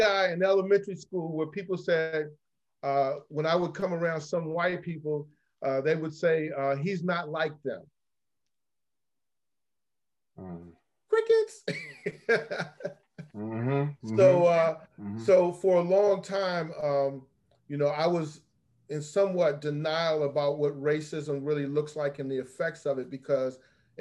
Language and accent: English; Alexandria, Virginia, United States; I grew up in Alexandria where there was busing.